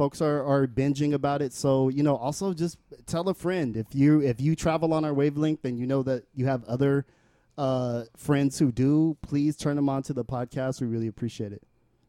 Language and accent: English; Bay Area, California, United States; No, we're from the Bay Area.